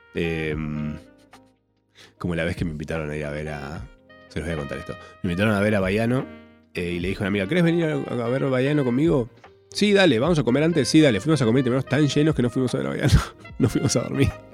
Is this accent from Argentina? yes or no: yes; Córdoba, Argentina; moved away; yo soy cordobés.